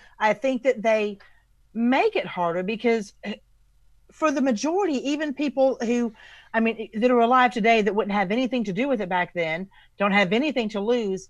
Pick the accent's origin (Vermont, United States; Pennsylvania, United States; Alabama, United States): Alabama, United States; Huntsville; now in Norman, United States; I'm from the South. I'm from Huntsville, Alabama. I live in Norman, Oklahoma.